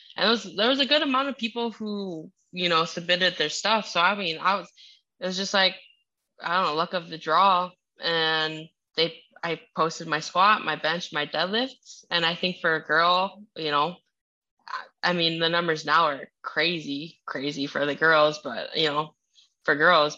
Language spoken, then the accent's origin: English; Minnesota, United States; English is a second language; also born or lived in Utah / Idaho; now in Florida, United States; I'm from Minnesota originally